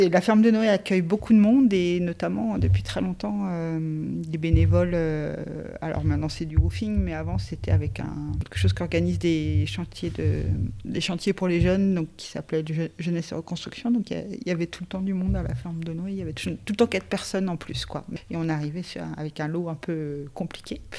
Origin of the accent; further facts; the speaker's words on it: Nantes, Pays de la Loire, France; suis de Nantes en fait. Euh, je suis de Nantes.